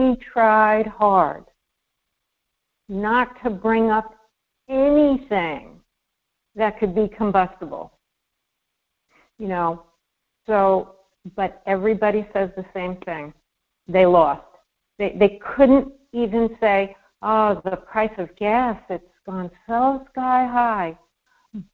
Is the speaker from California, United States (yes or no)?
no; New York City, New York, United States; I'm a New Yorker